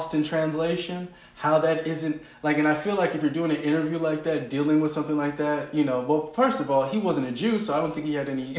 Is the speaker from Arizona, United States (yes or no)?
no; Oakland, California, United States; also born or lived in Richmond, California / San Pablo, California; Richmond and Oakland, San Pablo. That's where I'm from. Those were the places. That's where I went to school